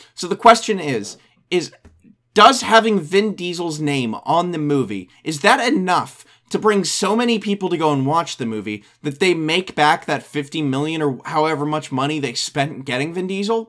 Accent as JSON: {"language": "English", "country": "United States", "said": "I'm an American"}